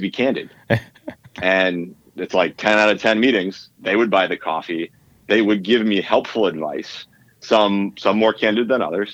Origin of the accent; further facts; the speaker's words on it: Northeast, United States; I grew up in the Northeast